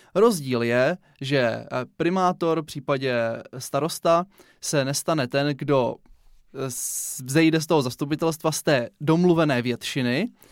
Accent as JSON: {"language": "Czech", "region": "South Moravian Region", "country": "Czechia", "said": "U nás na Jižní Moravě"}